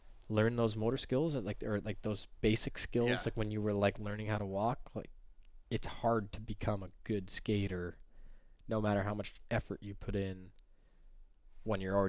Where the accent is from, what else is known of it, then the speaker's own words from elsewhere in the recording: Canada; as a Canadian boy